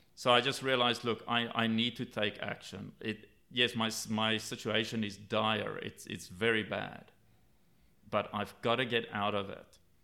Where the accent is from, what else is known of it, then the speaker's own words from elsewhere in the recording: South Africa; I grew up in South Africa